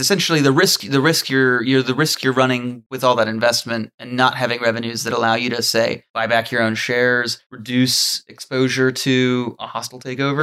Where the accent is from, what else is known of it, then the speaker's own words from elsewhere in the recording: New Zealand; I'm a Kiwi